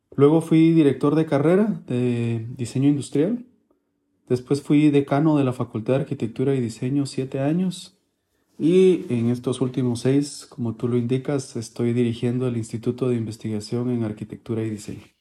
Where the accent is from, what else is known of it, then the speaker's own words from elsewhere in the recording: Guatemala City, Guatemala Department, Guatemala; also born or lived in Buenos Aires, Argentina; de la ciudad de Guatemala